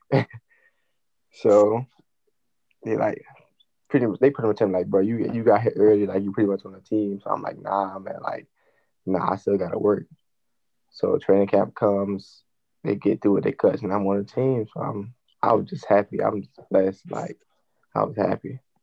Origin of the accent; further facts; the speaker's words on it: Georgia, United States; I'm from Georgia